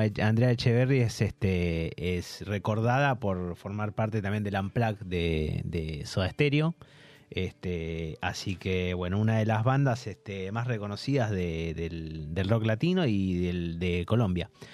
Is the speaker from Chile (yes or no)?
no; Buenos Aires, Argentina; moved away; Yo, soy de Cava y sigo, sigo siendo de Cava